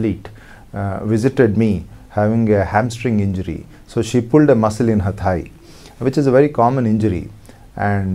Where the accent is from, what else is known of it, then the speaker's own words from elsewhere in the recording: Hyderabad, Telangana, India; I came back to Hyderabad, my hometown